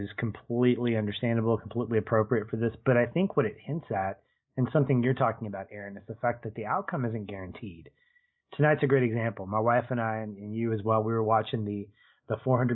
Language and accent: English; United States; as an American